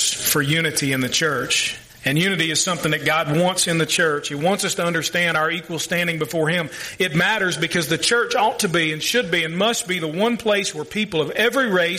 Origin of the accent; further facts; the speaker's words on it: Louisville, Kentucky, United States; I grew up in the south end of Louisville with all the rednecks